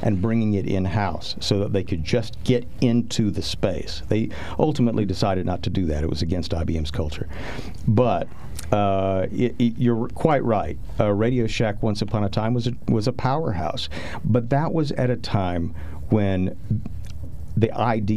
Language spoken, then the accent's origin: English; Texas, United States; I am from Texas